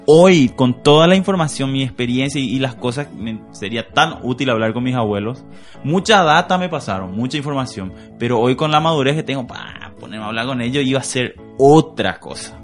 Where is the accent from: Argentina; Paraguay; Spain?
Paraguay; Asunción; yo soy de Asunción, soy un capitalino